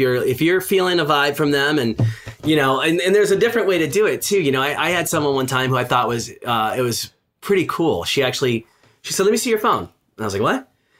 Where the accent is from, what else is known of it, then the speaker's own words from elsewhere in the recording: Midwest, United States; I grew up in the Midwest. It wasn't really something that, you know, we did where I was from and where I grew up. And then I landed on the West Coast for a long time.